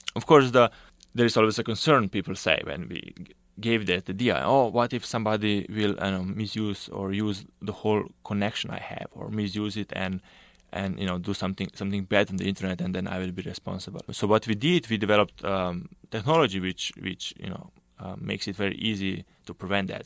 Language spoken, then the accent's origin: English; Slovenia; moved away as an adult; I did my undergrad, uh, back home in Slovenia. So I'm from Slovenia